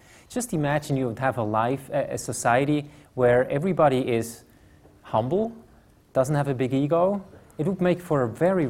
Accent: Switzerland; I come from Switzerland

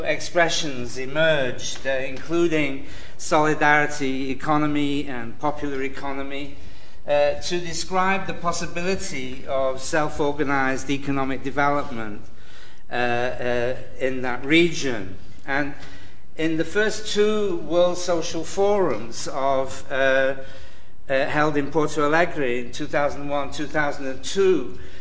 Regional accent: Manchester, North West England, United Kingdom; I'm from Manchester, where we know the price of everything and the value of nothing

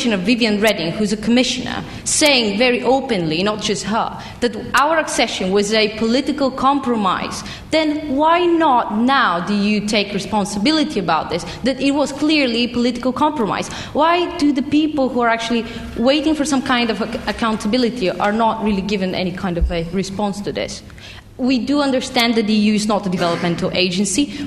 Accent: Bulgaria; I come from Bulgaria

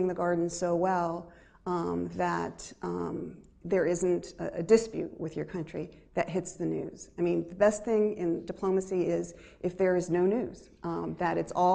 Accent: United States; me as an American

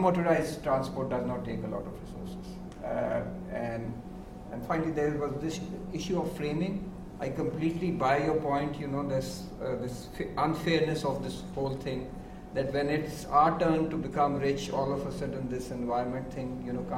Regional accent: Lahore, Punjab, Pakistan; I grew up in Lahore, and there used to be sidewalks

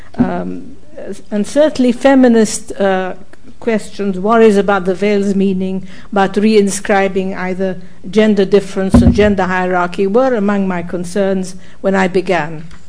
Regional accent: Egypt; now in United States; Cairo and other cities in my home country

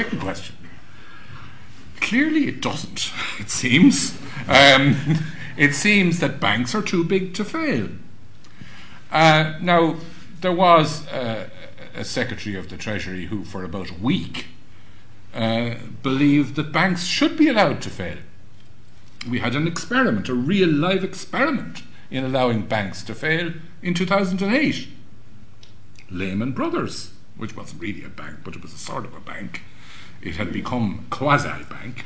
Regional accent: Ireland

